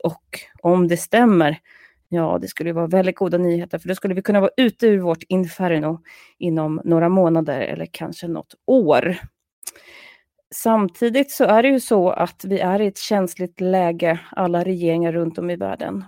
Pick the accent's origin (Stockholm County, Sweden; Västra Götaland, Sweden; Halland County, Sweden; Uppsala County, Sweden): Uppsala County, Sweden; Uppsala; min hemstad Uppsala